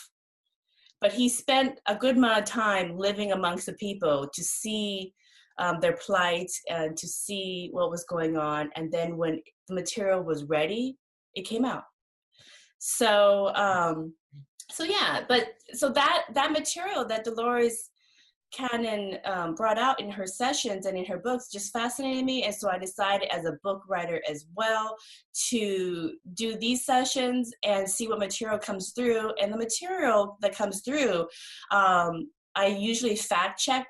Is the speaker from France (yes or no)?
no; Laos; now in Seattle, United States; I'm Laotian, and I was raised in the Buddhist tradition